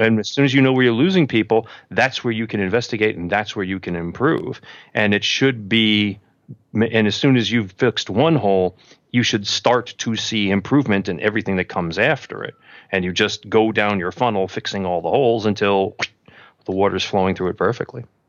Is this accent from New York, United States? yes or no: yes; New York City, New York, United States; I grew up in Queens